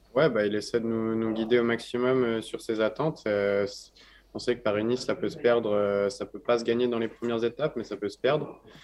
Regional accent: France; en tant que Français

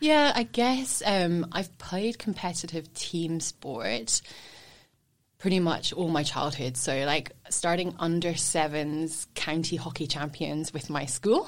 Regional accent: Scotland, United Kingdom; born or raised there; moved away as an adult; also born or lived in England / Edinburgh; now in Sunshine Coast, Australia

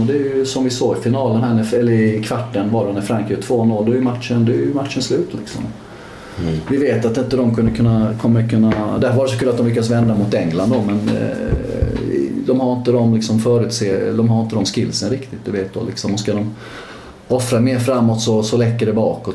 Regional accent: Sweden; jag är ju fortfarande svensk först och, först och främst

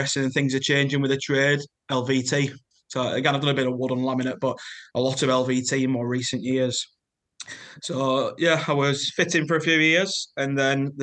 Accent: Lancashire, North West England, United Kingdom; As you can tell from my accent, I'm from Lancashire.

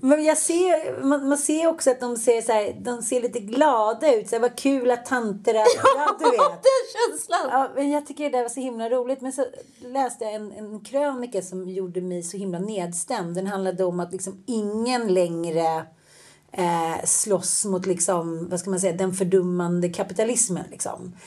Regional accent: Sweden; vi svenskar

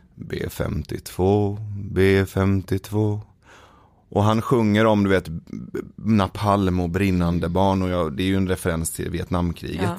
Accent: Sweden; born or raised there; also born or lived in Iran

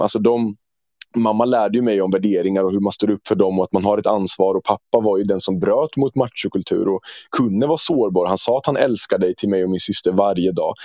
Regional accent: Norrköping, Östergötland, Sweden; jag är född och uppvuxen i Norrköping

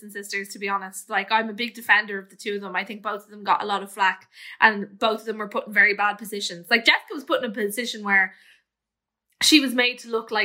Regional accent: Clonee, County Meath, Ireland; when I was growing up in Clonee

